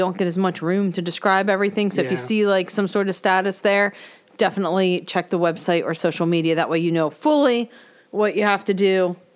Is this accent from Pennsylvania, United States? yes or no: yes; Pennsylvania, United States; moved away; where I used to sled ride in Pennsylvania.